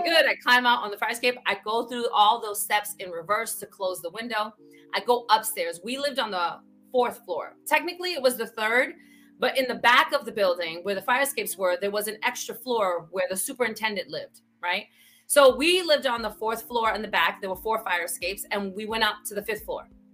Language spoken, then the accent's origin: English; New York City, New York, United States; I grew up in the Bronx